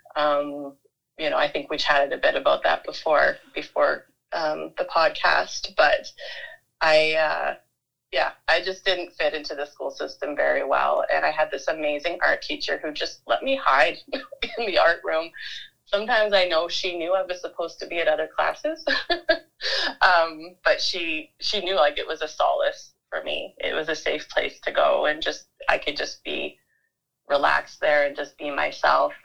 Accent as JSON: {"language": "English", "town": "Vancouver", "region": "British Columbia", "country": "Canada", "tie": "born or raised there", "also_born_or_lived": "Manitoba / Toronto", "moved": "as an adult", "lives_now": "Vernon, Canada", "said": "I was born in Manitoba, but mostly grew up on the coast in Vancouver in a little village, which is now kind of grown into something something bigger. But at the time, it was a little little area, little corner of Vancouver called Deep Cove."}